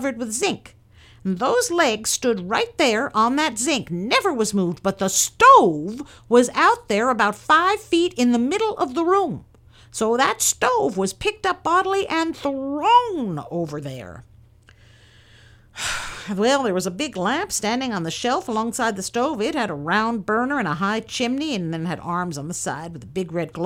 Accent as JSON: {"language": "English", "town": "Point Arena", "region": "California", "country": "United States", "tie": "born or raised there", "also_born_or_lived": "Alameda, California", "said": "I was born on May the 8th, 1881, in Alameda, and I came up to Point Arena in the fall of 1886 when I was 5 years old."}